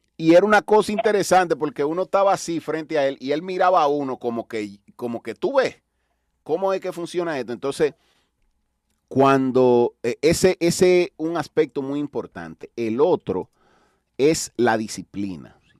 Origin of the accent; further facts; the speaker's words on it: Dominican Republic; aquí en mi país